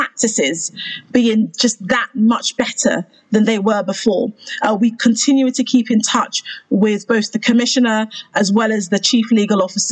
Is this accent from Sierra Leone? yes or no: yes; Sierra Leone; moved away; also born or lived in United Kingdom; I am Sierra Leonean by birth and as well as nationality. I have joint a dual nationality. I'm British Sierra Leonean.